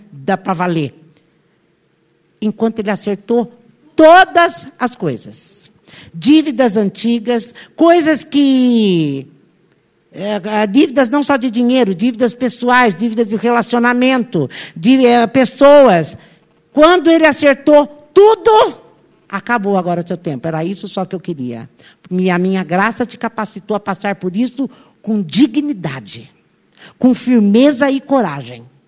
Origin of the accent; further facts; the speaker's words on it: Brazil; nós nascemos no Brasil